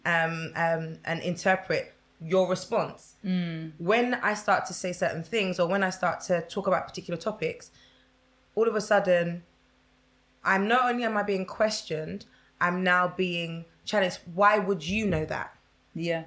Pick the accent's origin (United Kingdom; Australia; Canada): United Kingdom; Essex, East of England; growing up in Essex